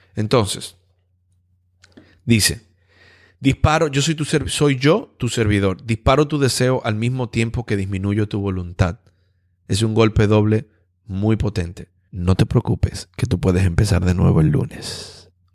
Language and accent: Spanish; Dominican Republic; como dominicano yo necesito visa para poder ir a Canadá